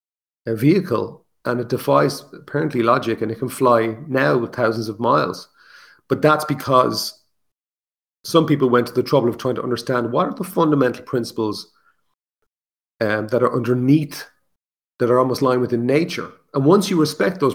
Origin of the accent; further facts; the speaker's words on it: Ireland; I'm Irish